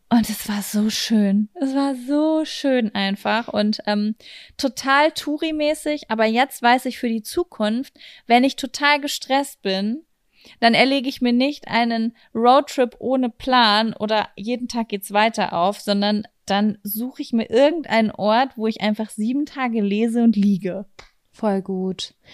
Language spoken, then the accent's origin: German; Germany; wir kommen aus Deutschland.